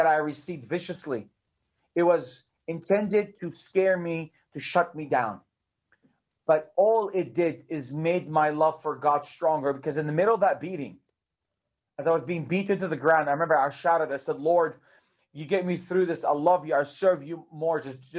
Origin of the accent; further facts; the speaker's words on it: Bethlehem, West Bank, Palestine; English is a second language; also born or lived in Jerusalem; I was born in Jerusalem, and I grew up in the city of Bethlehem all my life. Sometimes when people hear me speak English, they think I was born in America. I wasn't. I was born here.